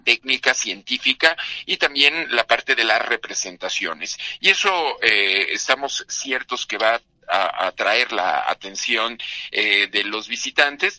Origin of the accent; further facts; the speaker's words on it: Mexico; nuestra, pues digamos, identidad mexicana, entendernos como mexicanos